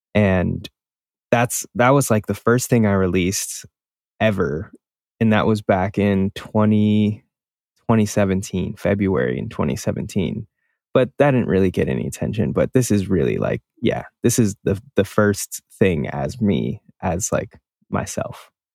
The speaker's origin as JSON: {"language": "English", "town": "Milwaukee", "region": "Wisconsin", "country": "United States", "tie": "born or raised there", "said": "I had this friend that I grew up with in Milwaukee."}